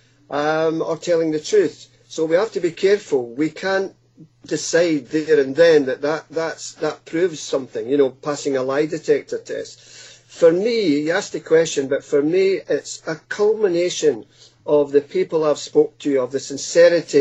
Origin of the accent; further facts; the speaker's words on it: Scotland, United Kingdom; moved away as an adult; now in Hastings, United Kingdom; as a small boy growing up in Scotland